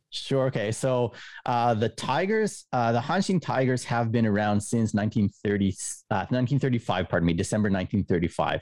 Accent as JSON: {"language": "English", "town": "Winnipeg", "region": "Manitoba", "country": "Canada", "tie": "born or raised there", "also_born_or_lived": "Japan", "moved": "as an adult", "lives_now": "Kobe, Japan", "said": "I am from Winnipeg, Canada, right in the very smack in the middle of the coldest part of the nation. Um, I w, I lived there through my university years"}